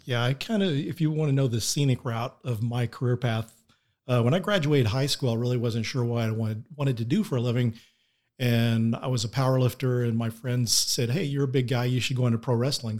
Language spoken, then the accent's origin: English; Denton, Texas, United States; Denton, Texas is my hometown